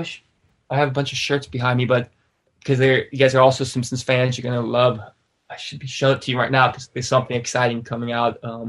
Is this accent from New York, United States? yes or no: no; Walnut Creek, California, United States; It's called Up the Creek Records in Walnut Creek, my hometown.